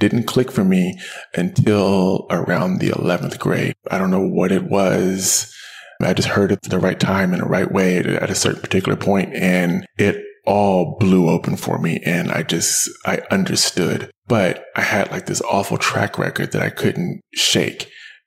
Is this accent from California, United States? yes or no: yes; Richmond, California, United States; I am a Bay Area native, but a true native. My family's been here for, goodness, about 100 years now. We've been in the Bay Area. I grew up in Richmond